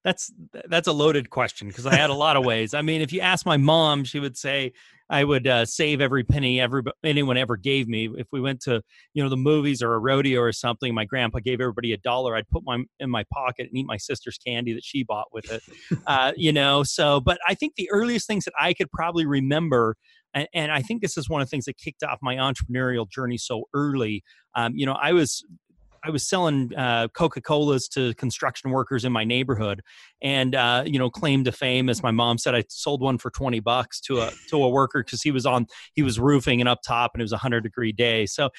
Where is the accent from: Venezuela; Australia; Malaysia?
Australia; accent: Australian; now in Salt Lake City, United States; Aussie accent makes my bio sound even better than it is.